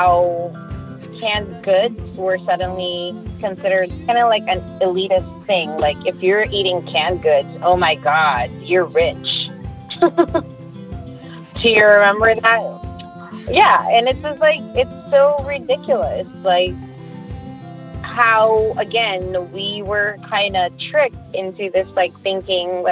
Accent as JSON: {"language": "English", "country": "Philippines", "said": "As a Filipino"}